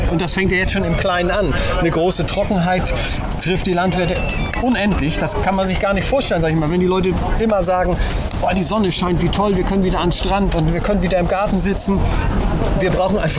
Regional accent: Hamburg, Germany; moved away; also born or lived in Kiel; ich, bin ja Hamburger, also ich komme ursprünglich

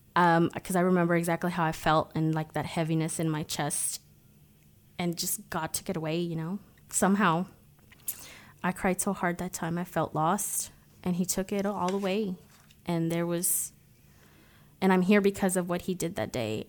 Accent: Cancun, Quintana Roo, Mexico; moved away; also born or lived in United States; I was born in Mexico. Cancun to be exact

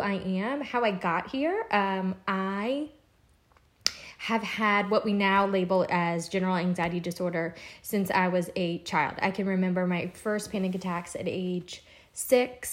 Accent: Louisiana, United States; moved away as an adult; now in Charleston, United States; I'm originally from Louisiana. I moved to Charleston

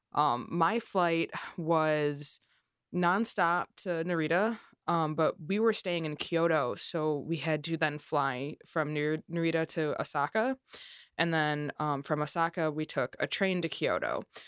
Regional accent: Chicago, Illinois, United States; production sound in the Chicagoland area, where I'm also from

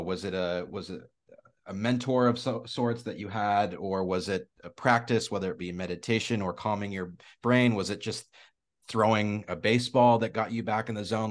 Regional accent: Spokane, Washington, United States; I'm from Spokane, Washington, so I've been a Seahawks guy

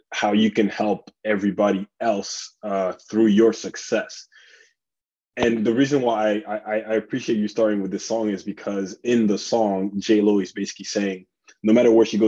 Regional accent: South Africa; also born or lived in Republic of the Congo; now in United States; I grew up born in Congo, grew up in South Africa.

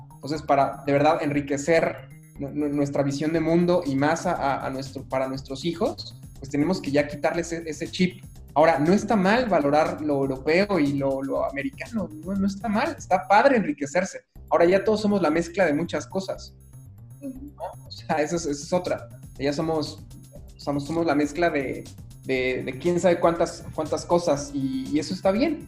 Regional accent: Mexico; sí soy mexicano, más, más mexicano que el chile habanero

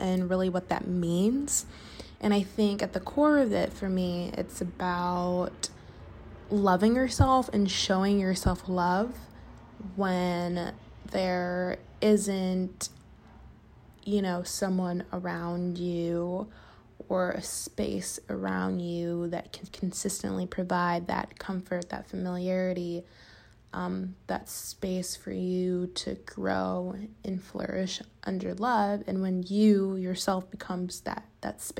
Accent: Chicago, Illinois, United States; moved away as an adult; now in Los Angeles, United States; I live in LA, but I'm from Chicago

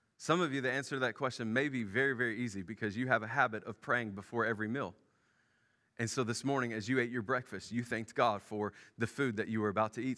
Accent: Memphis, Tennessee, United States; moved away; I grew up in Memphis

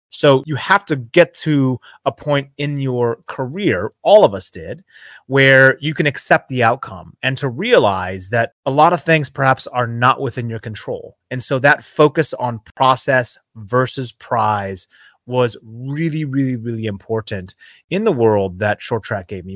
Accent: Seattle, Washington, United States; I grew up in the Seattle region in, uh, the Pacific Northwest.

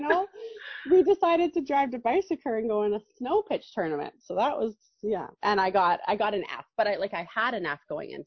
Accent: Calgary, Alberta, Canada; also born or lived in Lethbridge / Stony Plain; I grew up in Calgary and spent my whole life in Calgary until I decided to leave

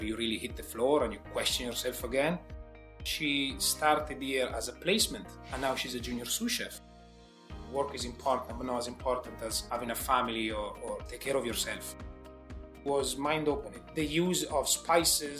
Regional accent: a very small village outside Milan, Lombardy, Italy; accent: Italian; moved away as an adult; now in Dublin, Ireland; I come from a very small village outside Milan. So I call it very small village because it's one of those villages that you see in the movies, you know, very, very small community. Everybody knows you.

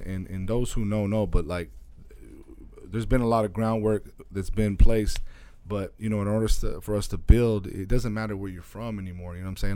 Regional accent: small town three hours east of Phoenix, Arizona, United States; moved away as an adult; also born or lived in California; now in Phoenix, United States; I grew up in a small town that's three hours east of here

